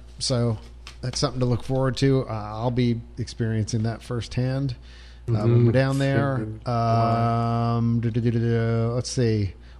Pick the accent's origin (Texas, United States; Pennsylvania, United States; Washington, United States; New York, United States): Pennsylvania, United States; when we were youths in Pennsylvania.